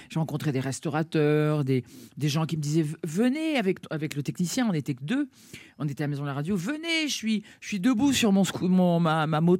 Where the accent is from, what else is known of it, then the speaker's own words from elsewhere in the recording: Dakar, Senegal; Tout, ah oui, je suis né au, Sénégal, à Dakar, et c'était pour moi très important, je crois.